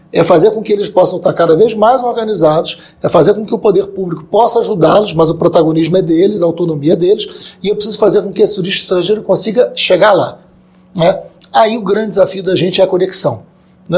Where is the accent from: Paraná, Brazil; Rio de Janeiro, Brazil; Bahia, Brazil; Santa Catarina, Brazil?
Rio de Janeiro, Brazil; Niterói; na minha juventude é, foi no PT, né, em Niterói, minha cidade, né, Rio de Janeiro